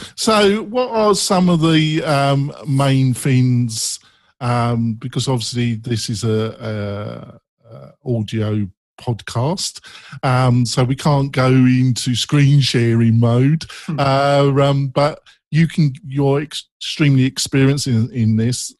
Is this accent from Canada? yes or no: no; England, United Kingdom; accent: English; my English accent